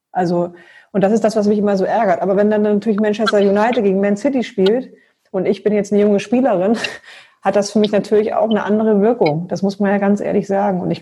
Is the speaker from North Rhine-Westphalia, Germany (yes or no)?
no; Wolfsburg, Lower Saxony, Germany; Ja, ich bin ja gebürtige Wolfsburgerin